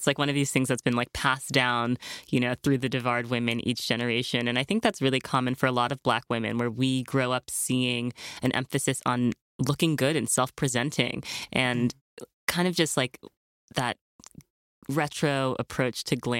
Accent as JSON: {"language": "English", "town": "New York City", "region": "New York", "country": "United States", "tie": "born or raised there", "said": "because I grew up here in New York City and I was a model for Ford Models."}